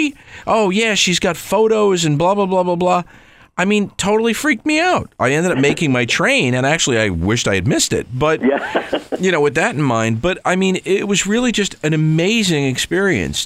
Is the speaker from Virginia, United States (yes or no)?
no; New York, United States; here I am a New Yorker of all things